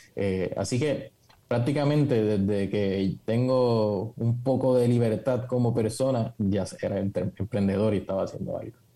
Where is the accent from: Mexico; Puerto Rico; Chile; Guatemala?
Puerto Rico; Nací en, Puerto Rico, me crié con mucho conocimiento sobre psicología